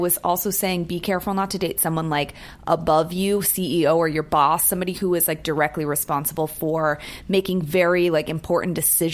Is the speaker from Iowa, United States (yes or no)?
no; San Francisco, California, United States; now in Los Angeles, United States; I'm from San Francisco. I was there in 89.